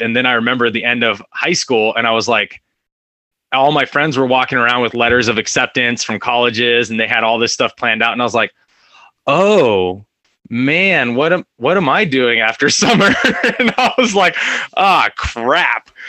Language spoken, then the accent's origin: English; Fresno, California, United States; also born or lived in Orange County, California; I'm from a, a, place called Fresno, California. It's right in the middle of California. I was actually born in Orange County. Um, was there till about two years old, and then uh, went up to Fresno.